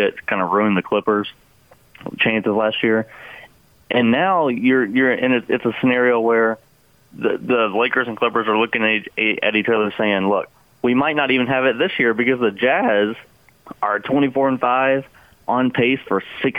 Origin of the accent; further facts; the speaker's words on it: Louisville, Kentucky, United States; where I'm from, Louisville, Kentucky